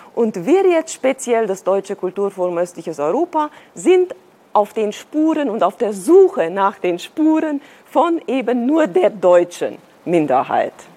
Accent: Transylvania, Romania; moved away as an adult; also born or lived in Munich, Germany; now in Berlin, Germany; Ich bin äh, tatsächlich auch in einem plurikulturellen Land geboren, äh, nämlich in Rumänien. Ich komme aus Siebenbürgen

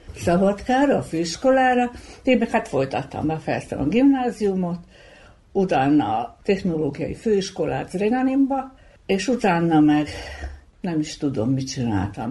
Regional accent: Bački Monoštor, Vojvodina, Serbia; Kupuszinán jártunk iskolába

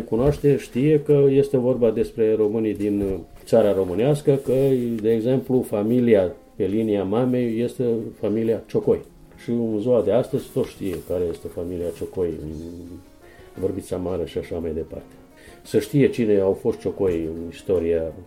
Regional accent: Timok Valley, Southern and Eastern Serbia, Serbia; sunt omul locului

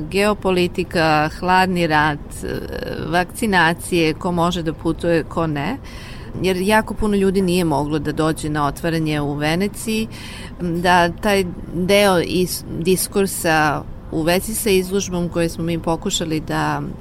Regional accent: Serbia; moved away as an adult; also born or lived in China; ja sam otišla iz Srbije 2000. godine

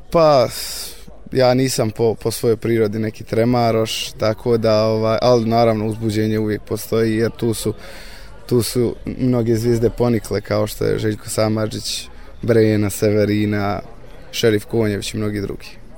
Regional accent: Bratunac, Republika Srpska, Bosnia & Herzegovina; dolazim iz Bratunca, imam 23 godine

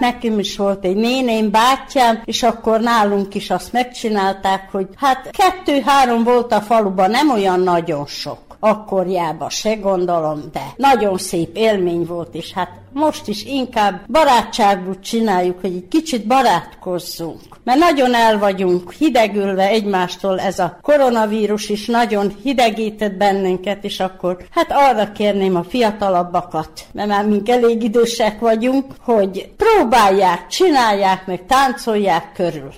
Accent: the Part, Vojvodina, Serbia; én különben is a parton születtem, ott is élek továbbra is

